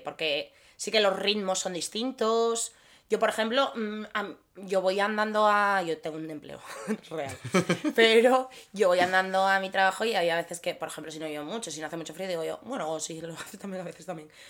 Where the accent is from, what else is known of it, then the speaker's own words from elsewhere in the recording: Gijón, Asturias, Spain; tú y yo venimos de Gijón